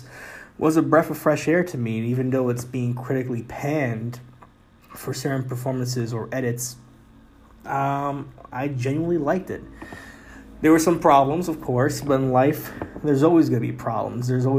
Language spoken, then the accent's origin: English; New York City, New York, United States; Being a New Yorker, living in the Bronx, New York